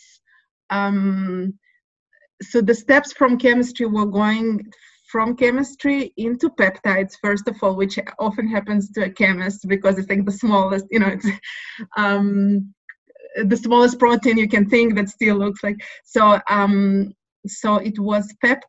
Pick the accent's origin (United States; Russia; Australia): Russia; now in Jerusalem, Israel; I was born in Russia. So the Soviet upbringing is very clear